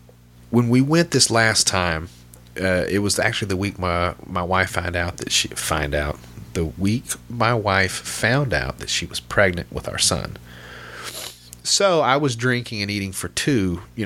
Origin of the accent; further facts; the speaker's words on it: Little Rock, Arkansas, United States; And I'm from Little Rock, you know, the outskirt of Little Rock